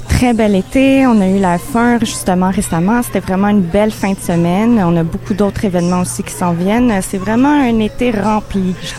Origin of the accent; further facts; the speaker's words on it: Montreal, Quebec, Canada; moi, je viens de Montréal. C'est vraiment une ville cosmopolite. Euh, moi aussi, j'ai mes origines euh, de nord-africaine, de l'Europe. Je suis née ici au Canada